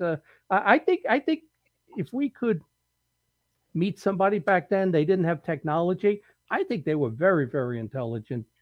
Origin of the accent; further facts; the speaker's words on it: New York City, New York, United States; moved away; I grew up in the Bronx and Brooklyn and Queens.